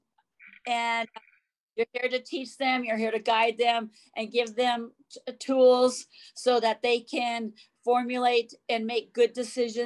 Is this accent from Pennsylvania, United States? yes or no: no; Montana, United States; I grew up in Montana, so I have those very deep roots of farm life